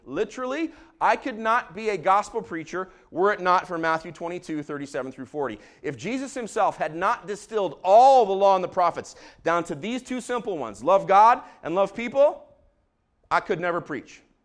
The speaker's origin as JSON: {"language": "English", "country": "Israel", "tie": "born or raised there", "said": "I grew up in Israel"}